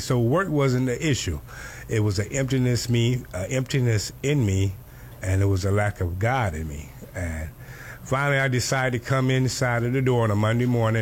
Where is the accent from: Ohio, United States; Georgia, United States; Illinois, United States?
Georgia, United States; Cairo; now in Miami, United States; I was born in Cairo, Georgia, a little small place in Georgia, not too far from Tallahassee, and I was raised by my grandmother for the most part living in Georgia